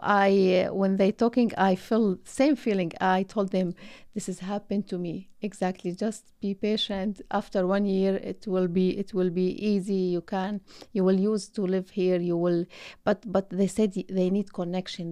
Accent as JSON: {"language": "English", "country": "Syria", "moved": "as an adult", "lives_now": "Ottawa, Canada", "said": "I'm from Syria. I have been, uh, in Canada"}